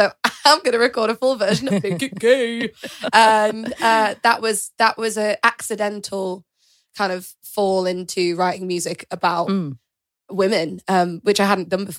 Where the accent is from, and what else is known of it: York, Yorkshire and the Humber, United Kingdom; born or raised there